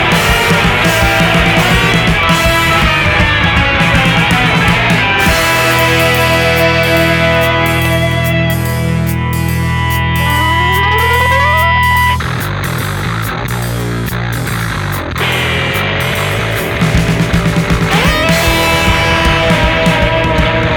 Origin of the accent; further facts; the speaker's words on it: Adelaide, South Australia, Australia; I grew up in Adelaide.